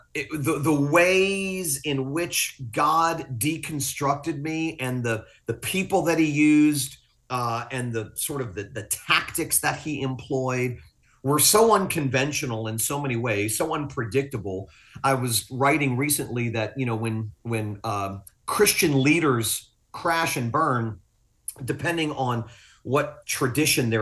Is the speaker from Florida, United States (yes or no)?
yes; Fort Lauderdale, Florida, United States; also born or lived in Willis, Texas; I'm from South Florida. Fort Lauderdale's my home